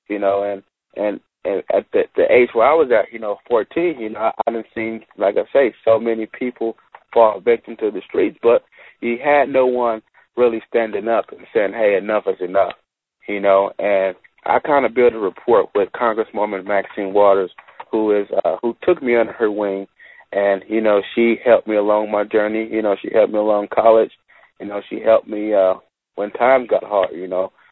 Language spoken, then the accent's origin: English; Los Angeles, California, United States; growing up in Watts